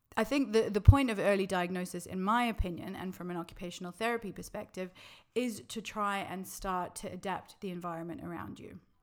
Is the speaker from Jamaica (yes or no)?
no; Australia; moved away as an adult; now in London, United Kingdom; I'm from Australia originally, if you can't pick up from my accent.